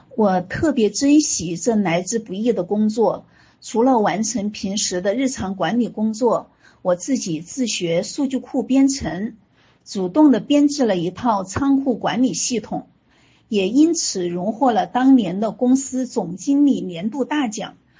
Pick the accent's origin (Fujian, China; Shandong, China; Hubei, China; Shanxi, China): Hubei, China; Huanggang; moved away as an adult; also born or lived in Hunan / Xi'an / Shenzhen / Canada; now in Foshan, China; 我出生在湖北黄冈，呃，大家都知道的一个顺产学霸的小城市啊